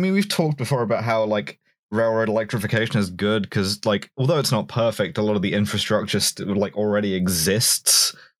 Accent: England, United Kingdom; as an English person

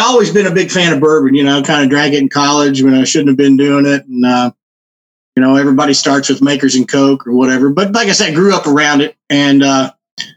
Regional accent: Louisville, Kentucky, United States; I grew up down the street from National Distillery here in Louisville, which was kind of more in the city. I grew up in the Clifton neighborhood.

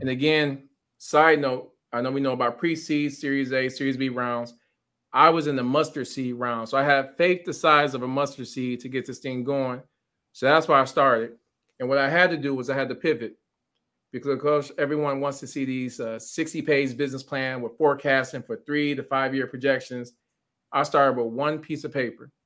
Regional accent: Pontiac, Michigan, United States; growing up in Pontiac

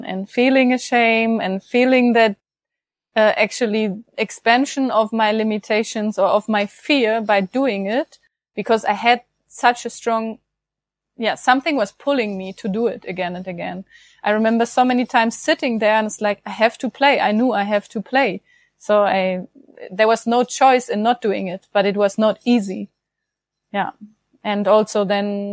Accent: Germany; I'm from Germany

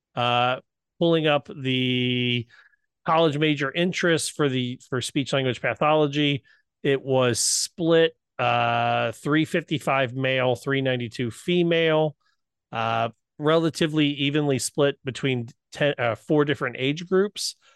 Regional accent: Southwest Ohio, United States; accent: Southwest Ohio; my Southwest Ohio ness, my hillbilliness

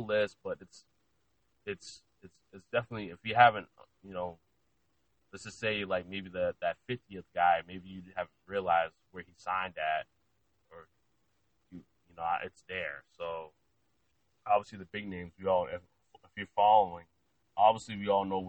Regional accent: Lynn, Massachusetts, United States; also born or lived in Salem, Massachusetts; now in Mansfield, United States; I'm originally from Lynn, Massachusetts

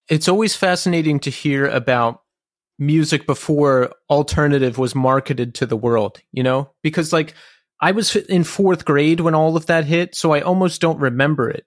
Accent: Philadelphia, Pennsylvania, United States; now in New York City, United States; I grew up in the Philadelphia area and then moved to New York City

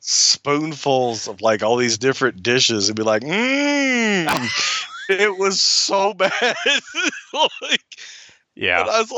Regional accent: Alabama, United States; growing up in Alabama

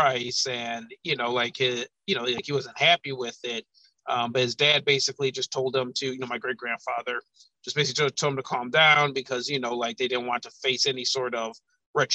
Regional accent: Madison, Wisconsin, United States; now in Chicago, United States; growing up in Madison, I was kind of insulated

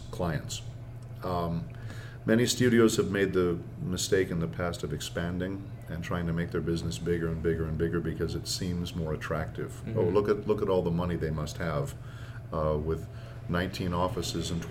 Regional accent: San Diego, California, United States; now in Los Angeles, United States; I grew up doing theater in San Diego

